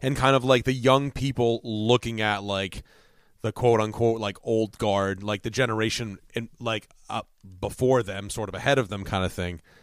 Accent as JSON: {"language": "English", "region": "Connecticut", "country": "United States", "said": "as New Englanders"}